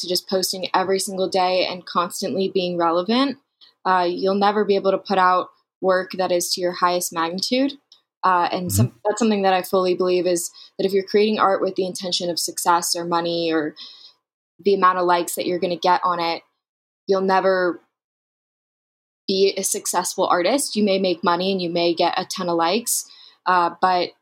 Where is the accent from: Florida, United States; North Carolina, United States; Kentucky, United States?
Florida, United States; Fort Lauderdale; moved away as an adult; now in Jackson Hole, United States; I'm originally from South Florida outside of Fort Lauderdale